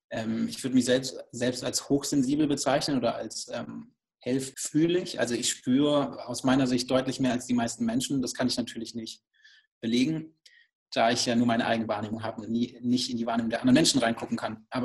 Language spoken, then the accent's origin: German; Baden-Württemberg, Germany; Also ich bin ähm, auf einem kleinen Hof aufgewachsen im Schwarzwald und kann sich das wirklich so vorstellen, einfach am Ende der Welt, äh, sogar ähm, im Schwarzwald am Ende eines Landkreises